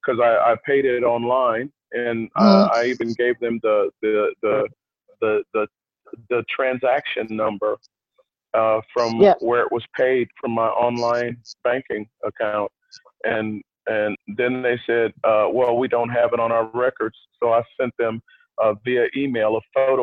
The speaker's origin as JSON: {"language": "English", "country": "United States"}